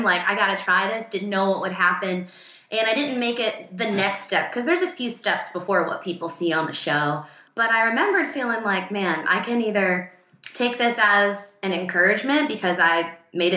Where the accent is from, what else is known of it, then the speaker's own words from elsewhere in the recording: Virginia, United States; moved away as an adult; also born or lived in Boston; now in Los Angeles, United States; I'm from Virginia